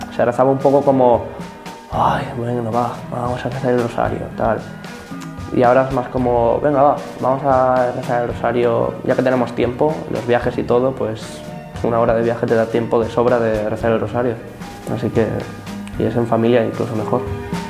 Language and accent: Spanish; Torrent, Valencian Community, Spain; tengo 14 años, soy de Torrent